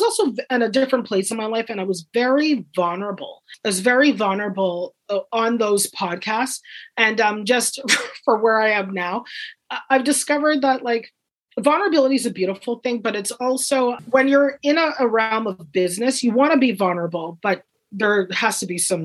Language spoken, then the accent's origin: English; Guelph, Ontario, Canada; I grew up in Guelph, and it was very, everybody loves your neighbor